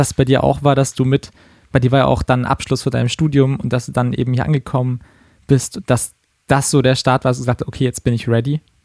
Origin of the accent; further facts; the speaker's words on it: Karlsruhe, Baden-Württemberg, Germany; now in Berlin, Germany; in meiner Heimatstadt Karlsruhe